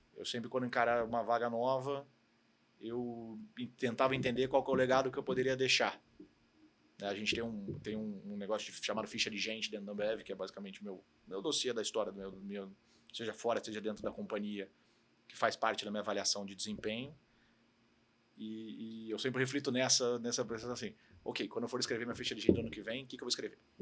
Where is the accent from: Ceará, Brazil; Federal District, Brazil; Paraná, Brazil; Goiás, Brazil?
Paraná, Brazil; Curitiba; moved away as an adult; also born or lived in Rio de Janeiro; now in São Paulo, Brazil; eu sou carioca, na verdade, mas eu morei a vida inteira em Curitiba, então considero que eu sou curitibano